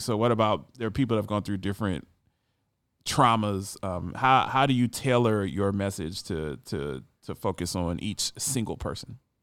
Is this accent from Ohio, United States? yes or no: yes; Ohio, United States; a fellow Buckeye